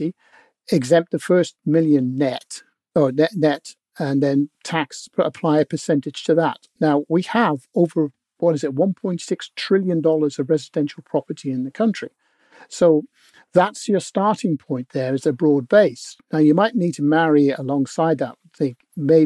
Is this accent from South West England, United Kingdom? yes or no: no; Northern Ireland, United Kingdom; now in New Zealand; I was born in Northern Ireland.